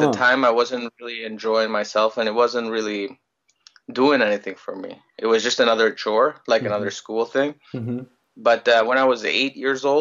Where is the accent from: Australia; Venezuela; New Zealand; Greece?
Greece; moved away as an adult; also born or lived in Ottawa, Canada / Oxford, England; now in Toronto, Canada; I was born in Greece. I grew up in Greece my whole life, and well, not my whole life until I was 20.